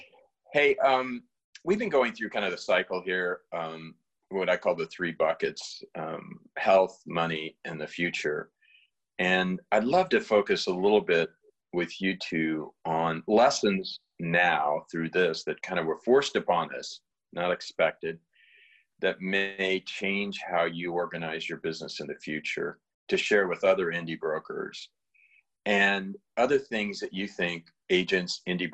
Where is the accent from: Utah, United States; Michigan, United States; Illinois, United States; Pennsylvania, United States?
Illinois, United States; Southern; moved away as an adult; also born or lived in Oakland, Berkeley area, California; I was born and raised in Southern Illinois, so I have some affinity to Chicago